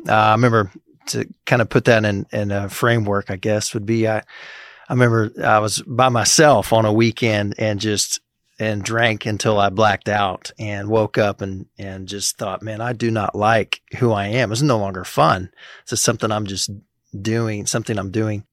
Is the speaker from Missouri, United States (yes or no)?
yes; Springfield, Missouri, United States; now in Manhattan, Kansas, United States; I grew up in Springfield, Missouri area